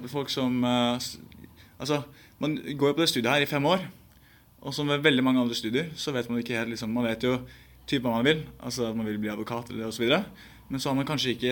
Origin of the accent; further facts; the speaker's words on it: Bærum, Akershus, Norway; Så jeg kommer fra Bærum. Et lite sted som heter Bekkstua